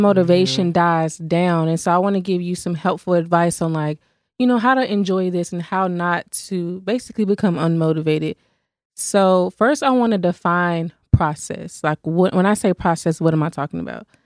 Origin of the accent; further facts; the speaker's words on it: Fort Worth, Texas, United States; I'm from Fort Worth